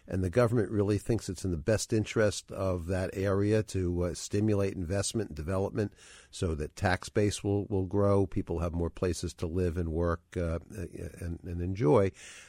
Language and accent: English; New York City, New York, United States; and I grew up in Greenwich Village a long, long time ago, is that it used to be really a poor area of Manhattan